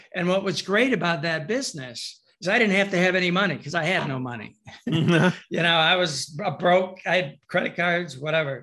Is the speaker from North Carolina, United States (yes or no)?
no; Michigan, United States; I'm from Michigan